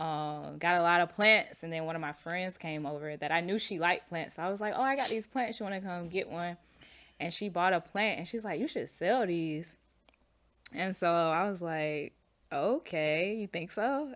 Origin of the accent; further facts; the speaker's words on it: Orlando, Florida, United States; also born or lived in Chicago / Jesup, Georgia; now in Atlanta, United States; I went from Orlando to Jessup